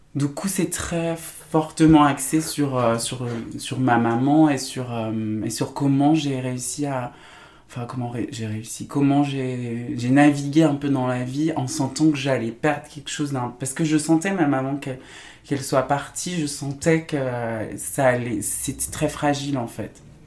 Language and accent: French; Saint-Étienne, Auvergne-Rhône-Alpes, France; moved away as an adult; Saint-Étienne, ouais, je, j'ai, grandi toute mon enfance là-bas jusqu'à mes 18-19 ans